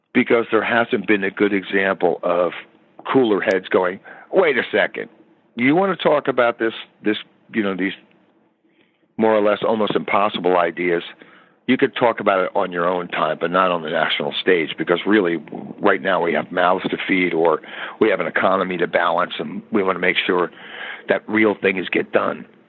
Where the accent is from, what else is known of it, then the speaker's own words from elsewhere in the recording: United States; I'm an American citizen